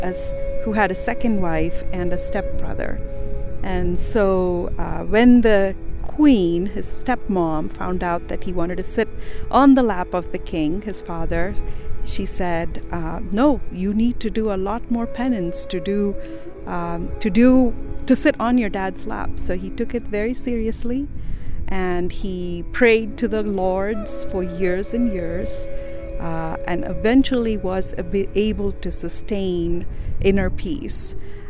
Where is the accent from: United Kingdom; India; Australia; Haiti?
India; moved away as an adult; now in Utah, United States; I am born and raised in India, and I came to the University of Utah as a graduate student